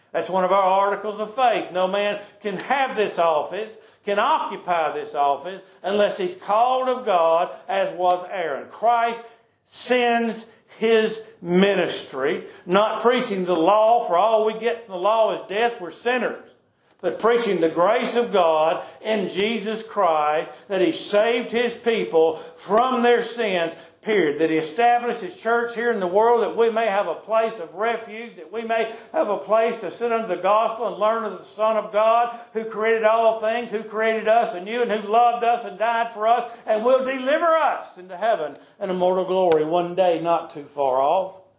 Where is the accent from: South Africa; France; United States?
United States; I'm an American.